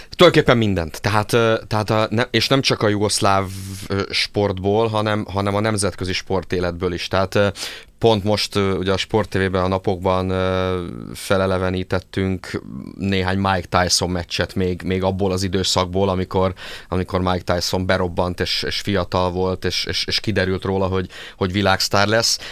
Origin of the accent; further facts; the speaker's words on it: Szeged, Csongrád-Csanád, Hungary; én, én szegedi vagyok